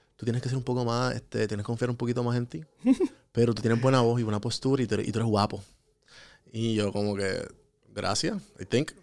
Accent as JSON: {"language": "Spanish", "country": "Puerto Rico", "moved": "yes"}